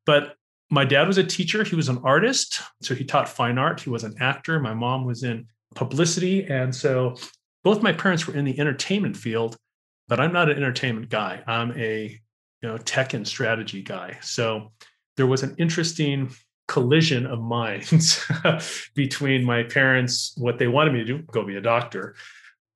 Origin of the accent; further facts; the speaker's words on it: Los Angeles, California, United States; born and bred in Los Angeles, California